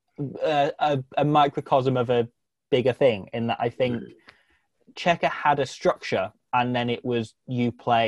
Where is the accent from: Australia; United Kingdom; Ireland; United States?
United Kingdom; England; I grew up in England, so I'm kind of with Welsh parents, but so I don't have as thick an accent as you need